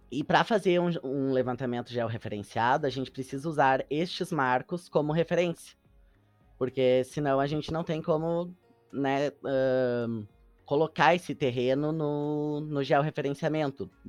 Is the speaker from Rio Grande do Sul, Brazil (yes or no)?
yes; São Leopoldo, Rio Grande do Sul, Brazil; Para mim, que sou de São Leopoldo, que já conhecia a Casa do Imigrante